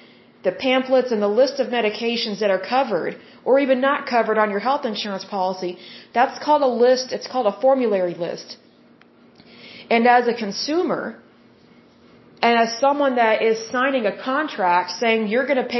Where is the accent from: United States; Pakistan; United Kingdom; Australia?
United States; Oklahoma; I'm from Oklahoma